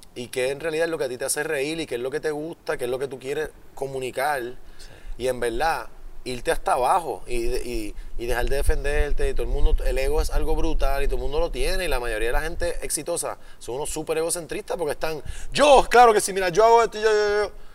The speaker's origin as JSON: {"language": "Spanish", "country": "Puerto Rico", "tie": "born or raised there", "said": "yo soy el más boricua"}